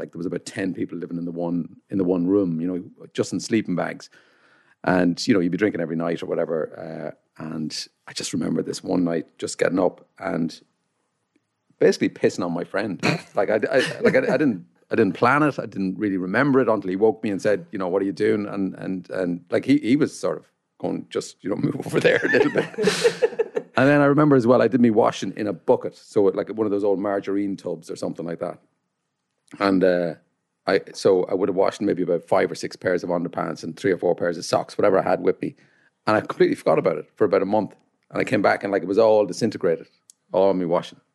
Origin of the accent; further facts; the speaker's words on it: Carrickmacross, County Monaghan, Ireland; I come from Carrickmacross, County Monaghan.